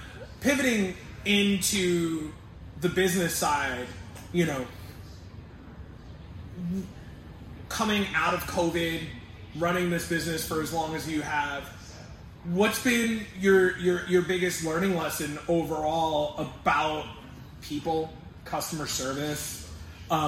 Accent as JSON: {"language": "English", "town": "New York City", "region": "New York", "country": "United States", "said": "a New Yorker with a wife from California"}